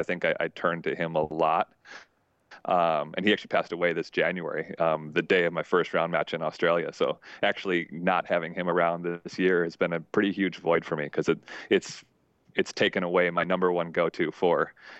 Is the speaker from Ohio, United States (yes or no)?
no; Minnesota, United States; I never actually even had the goal of being a pro tennis player. I came from Minnesota. I played Division III tennis.